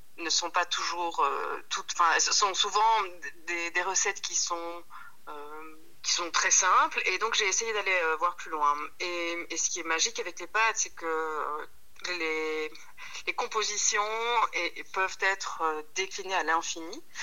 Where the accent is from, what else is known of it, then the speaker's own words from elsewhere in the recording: Wallonia, Belgium; now in Brussels, Belgium; moi je suis née en Belgique, euh, mon papa est sicilien, ma maman est sarde